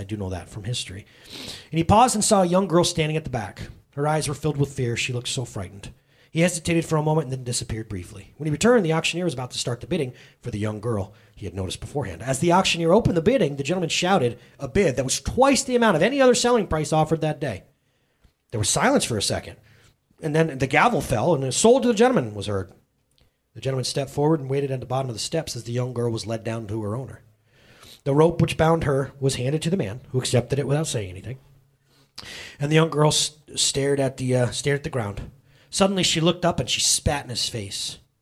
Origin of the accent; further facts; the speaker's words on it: United States; I'm an American